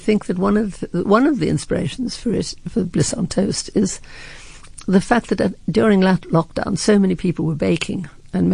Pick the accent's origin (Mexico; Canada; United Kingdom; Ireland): United Kingdom; Scotland; I'm too Scottish